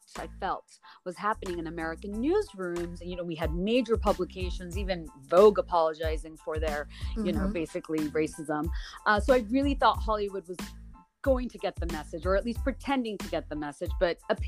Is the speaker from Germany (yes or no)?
no; Bangladesh; moved away as an adult; now in United States; I was born and raised in Bangladesh